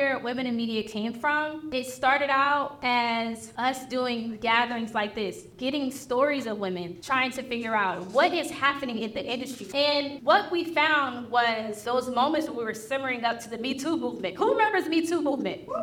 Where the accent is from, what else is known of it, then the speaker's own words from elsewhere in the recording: Philadelphia, Pennsylvania, United States; I'm from Philly